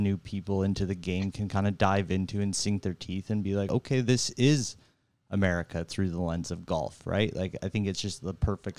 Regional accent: United States; I'm American and I appreciate American history

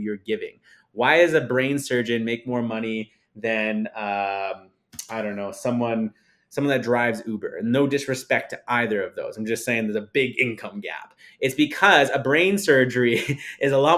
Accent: Saskatchewan, Canada; now in Calgary, Canada; I come from Saskatchewan, Canada.

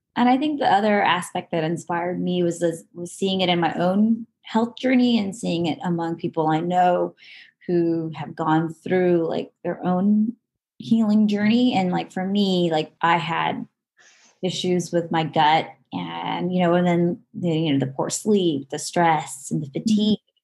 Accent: Southern California, United States; I grew up in Southern California and I'm still living in Southern California, just a little further north than where I'm um, originally from

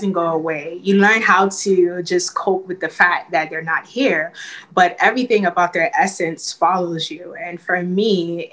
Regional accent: New York City, New York, United States; Growing up in Brooklyn, it is a melting pot of people from all over the world.

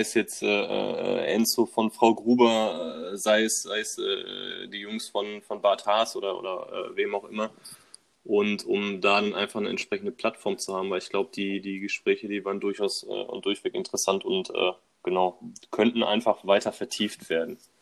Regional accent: Bochum, North Rhine-Westphalia, Germany; Im äh, tiefsten Ruhrpott in Bochum, wo ich herkomme

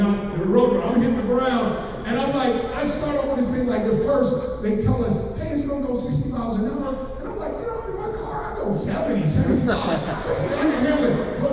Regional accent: Oakland, California, United States; I'm from Oakland, California.

